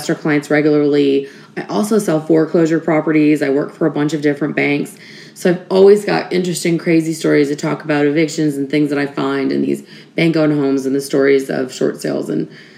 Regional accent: Michigan, United States; moved away as an adult; now in Charleston, United States; I'm originally from Michigan, and I moved to Charleston, South Carolina about 25 years ago

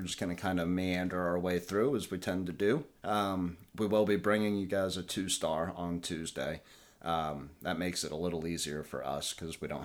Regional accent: Tennessee, United States; moved away; I am from Tennessee

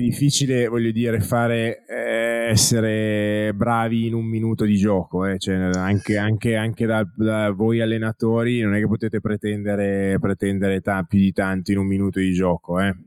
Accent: Italy; accent: Italian; il mio accento italianeggiante

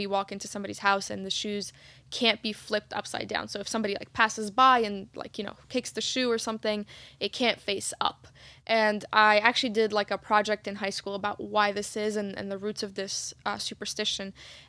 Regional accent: Egypt; my mom, growing up in Egypt, we'd sweep my dad's workshop because he's a carpenter

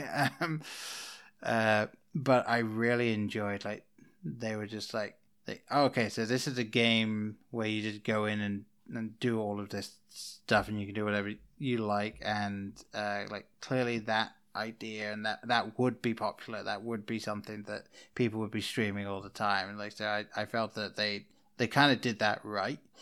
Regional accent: England, United Kingdom; moved away as an adult; now in United States; I grew up in England. I didn't move over to America until two thousand eleven

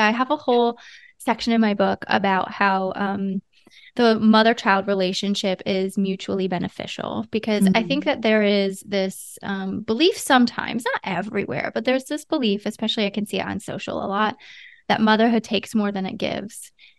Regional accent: Ohio, United States; now in California, United States; And we live in California, but I'm from Ohio.

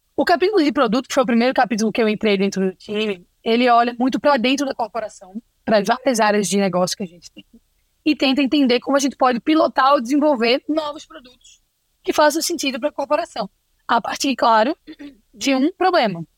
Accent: Recife, Pernambuco, Brazil; accent: Recife; Esse meu sotaque é de Recife

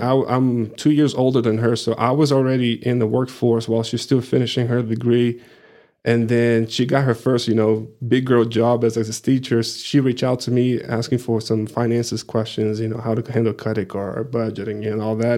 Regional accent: Rio de Janeiro, Brazil; English is a second language; moved away as an adult; also born or lived in Plainview, Texas; now in Amarillo, United States; I'm originally from Brazil, from Rio de Janeiro

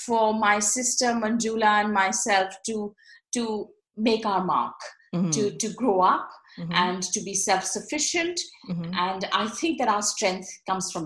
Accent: Mumbai, Maharashtra, India; also born or lived in Karnal, Haryana; I wasn't born in Bombay. I was born in Haryana, in a place called Karnal. Yes. But I was just about a year and a half when we moved to Bombay. So I call myself a Bombay girl

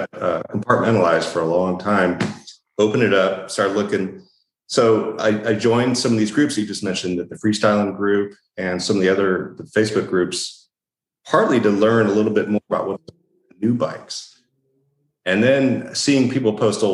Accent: Upland, California, United States; I was born in Upland, California and raised there

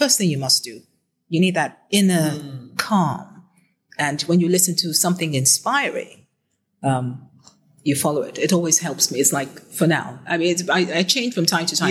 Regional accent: Nigeria; I'm Nigerian any day and Nigeria

